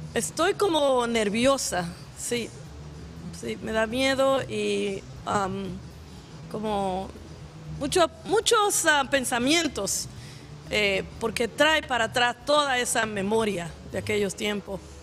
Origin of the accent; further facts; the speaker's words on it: Dominican Republic; now in New York, United States; yo soy de la República Dominicana